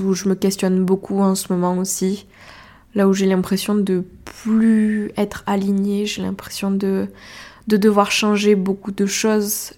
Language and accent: French; Ariège, Occitania, France; accent: Ariégeois; J'ai pris mon petit accent ariégeois